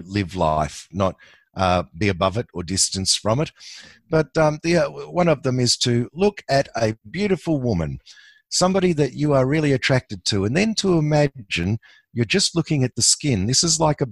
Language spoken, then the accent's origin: English; Australia; I'm an Aussie